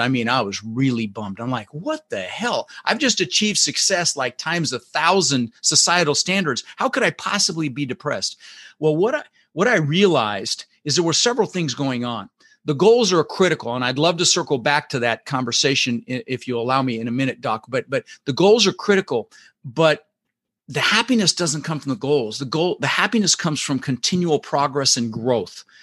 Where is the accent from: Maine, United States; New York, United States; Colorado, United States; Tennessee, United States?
Colorado, United States; Denver; English is a second language; also born or lived in Netherlands; I immigrated this country when I was six years old with my brother Albert, my mother Zvonta, and I, I was born in the Netherlands, in Holland, and we ended up in Denver, Colorado